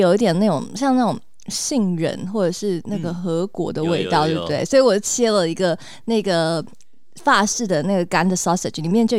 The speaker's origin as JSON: {"language": "Chinese", "region": "Taipei", "country": "Taiwan", "said": "对我们台北人来说不是一样吗？"}